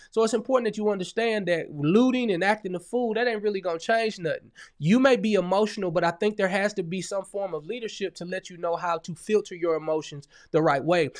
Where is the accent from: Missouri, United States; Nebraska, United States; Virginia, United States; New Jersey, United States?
Missouri, United States; St. Louis; now in Atlanta, United States; I'm originally from Saint Louis, Missouri. And, uh, I live in Atlanta, Georgia